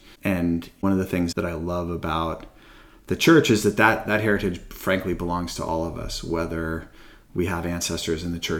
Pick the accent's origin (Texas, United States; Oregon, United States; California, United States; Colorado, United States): California, United States; Redwood City; born there; I actually was born in Redwood City, California, at the Kaiser Hospital there. My family lived in Palo Alto at the time, in the Palo Alto First Ward.